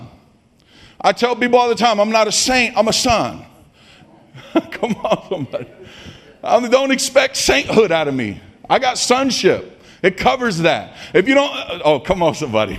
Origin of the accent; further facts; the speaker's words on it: Stockton, California, United States; I grew up in Stockton.